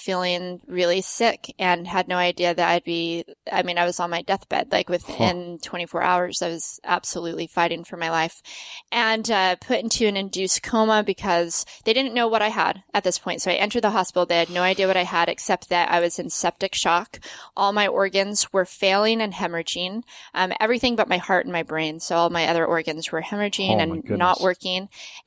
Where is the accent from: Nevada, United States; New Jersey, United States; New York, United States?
Nevada, United States; Las Vegas; moved away as an adult; also born or lived in Salt Lake City; I grew up skiing in Vegas